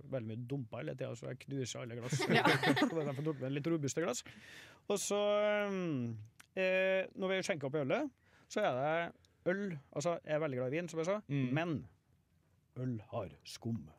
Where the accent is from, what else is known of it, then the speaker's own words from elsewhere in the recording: Trondheim, Trøndelag, Norway; jeg er født på Ese Dals stiftelse